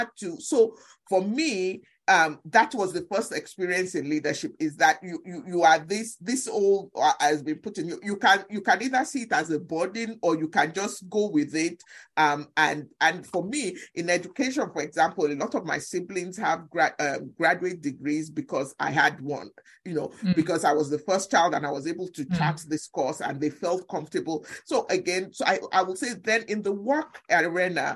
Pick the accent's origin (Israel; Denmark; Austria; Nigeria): Nigeria; now in United States; I grew up in Nigeria in a family in which I was the first child in the family